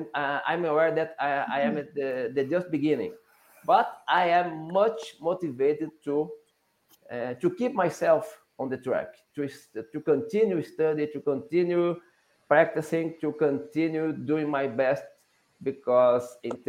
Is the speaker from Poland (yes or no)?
no; Brazil; English is a second language; I'm from Brazil. And I work as a lawyer here in my country.